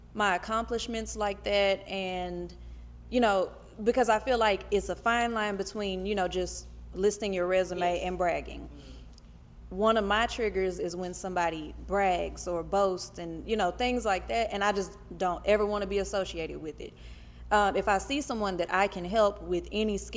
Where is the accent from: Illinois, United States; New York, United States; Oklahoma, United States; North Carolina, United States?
Oklahoma, United States; Oklahoma City; I went to a predominantly white school in Oklahoma City